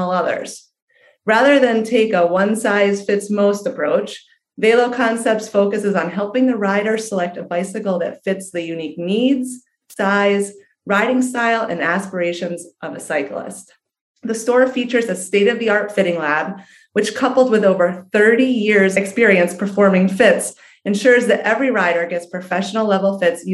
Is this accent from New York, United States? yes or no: yes; New York, United States; I'm a New Yorker too